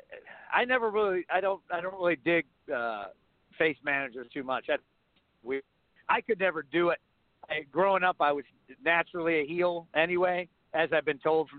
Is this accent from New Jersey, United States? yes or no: no; Cleveland, Ohio, United States; moved away; I'm originally from Cleveland.